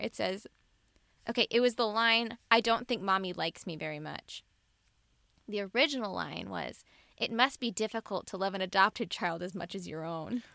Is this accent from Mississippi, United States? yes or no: yes; Mississippi, United States; I'm from Mississippi where you rub some dirt on it.